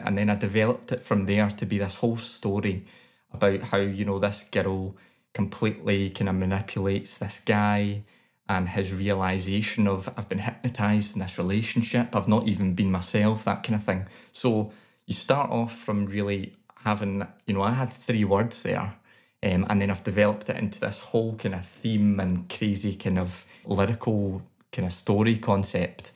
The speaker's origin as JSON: {"language": "English", "region": "Scotland", "country": "United Kingdom"}